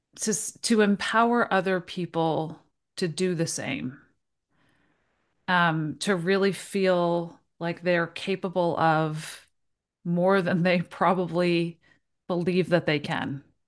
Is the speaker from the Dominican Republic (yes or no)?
no; Toronto, Ontario, Canada; moved away as an adult; I'm originally from Toronto, so I've spent, like, my whole life there